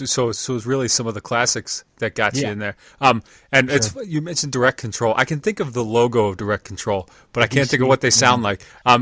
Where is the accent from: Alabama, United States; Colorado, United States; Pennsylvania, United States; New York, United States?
Pennsylvania, United States; York; where I live and grew up. Like, I grew up in York, Pennsylvania, which is nearby Lancaster here, but it's only 45 minutes north of Baltimore. It's maybe 2 hours to Philly.